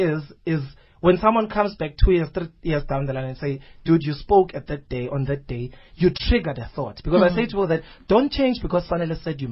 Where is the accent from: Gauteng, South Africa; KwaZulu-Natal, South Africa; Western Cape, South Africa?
KwaZulu-Natal, South Africa; Nongoma; also born or lived in Newcastle, South Africa; now in Johannesburg, South Africa; my hometown, Kwanongoma